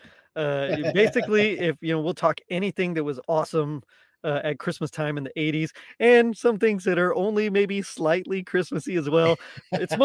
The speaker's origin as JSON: {"language": "English", "area": "Rio Grande Valley", "region": "South Texas", "country": "United States", "also_born_or_lived": "Dallas-Fort Worth area, Texas", "moved": "as an adult", "lives_now": "Dallas-Fort Worth, United States", "said": "I'm originally from South Texas. I'm from the Rio Grande Valley, Edinburgh, McAllen, Brownsville area"}